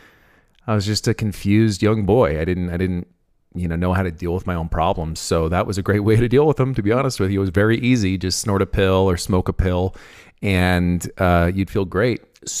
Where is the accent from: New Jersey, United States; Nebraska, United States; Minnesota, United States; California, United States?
California, United States; San Francisco; moved away as an adult; So I'm 32. I was raised in the East Bay area of San Francisco, California. I lived there until I was about 20.